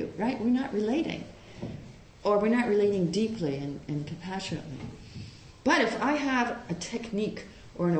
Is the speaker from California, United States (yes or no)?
no; Long Island, New York, United States; also born or lived in Puerto Rico / Hawaii; now in San Francisco, United States; grew up on Long Island.